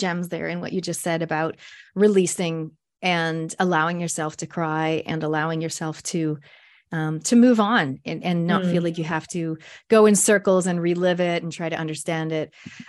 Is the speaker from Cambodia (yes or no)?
no; Canada; moved away as an adult; now in New Zealand; I'm a Canadian Kiwi. I've been here since I was 23, which was many, many moons ago.